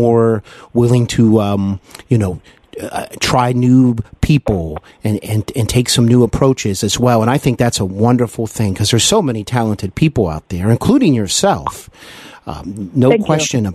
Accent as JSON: {"language": "English", "town": "Cincinnati", "region": "Ohio", "country": "United States", "tie": "born or raised there", "also_born_or_lived": "Los Angeles, California / North Carolina", "said": "Cincinnati is my hometown"}